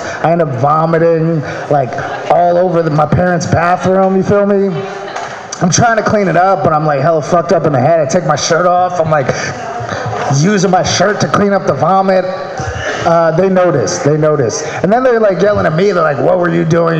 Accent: Maryland, United States; moved away; I'm from Maryland

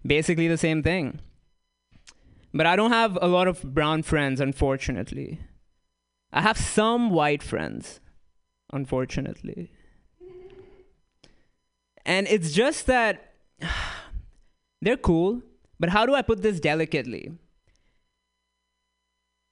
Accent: Dubai, United Arab Emirates; moved away as an adult; also born or lived in Bloomington, Indiana; now in United States; I'm Indian. Purebred. I'm not from here, though. I grew up in Dubai, came here a couple years ago

